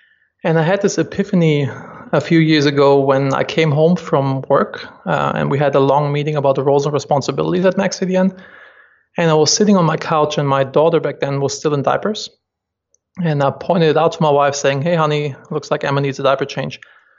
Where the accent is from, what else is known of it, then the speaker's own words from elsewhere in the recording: Germany; moved away as an adult; now in United States; I'm originally from Germany, and my big dream was always to move to the US and start a company there.